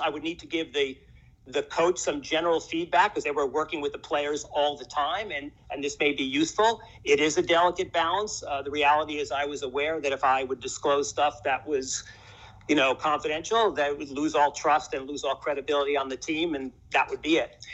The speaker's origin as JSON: {"language": "English", "town": "New York City", "region": "New York", "country": "United States", "tie": "born or raised there", "moved": "as an adult", "lives_now": "Austin, United States", "said": "I was kind of born and raised in New York, grew up in in Washington Heights"}